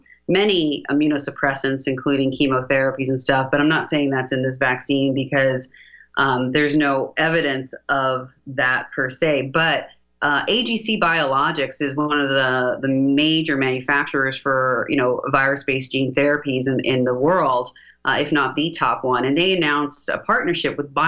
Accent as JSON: {"language": "English", "country": "United States", "said": "as an American"}